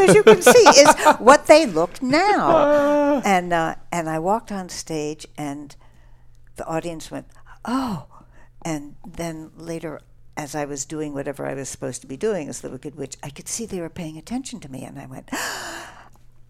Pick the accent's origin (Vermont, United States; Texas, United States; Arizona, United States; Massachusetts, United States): Texas, United States; Dallas; moved away; also born or lived in New York City / Boston; I was born in New York City, and then when I was five or six, parents moved to Dallas, Texas